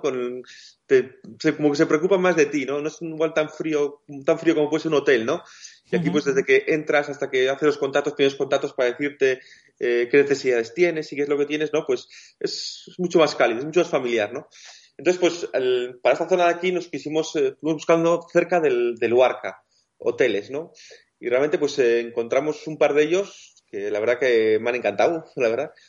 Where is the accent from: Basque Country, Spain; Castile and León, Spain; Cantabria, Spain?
Basque Country, Spain; nosotros somos del País Vasco